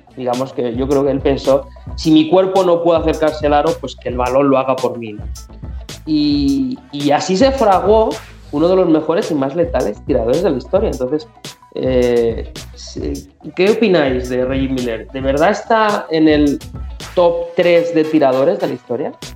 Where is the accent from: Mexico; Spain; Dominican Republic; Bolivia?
Spain; Community of Madrid; nosotros somos cuatro chavales de la Comunidad de Madrid